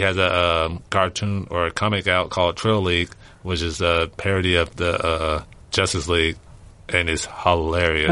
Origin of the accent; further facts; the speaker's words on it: Louisiana, United States; moved away; I'm originally from Louisiana